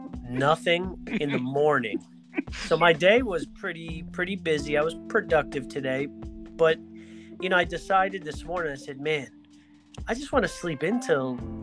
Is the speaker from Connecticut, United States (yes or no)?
yes; Greenwich, Connecticut, United States; I grew up in Greenwich.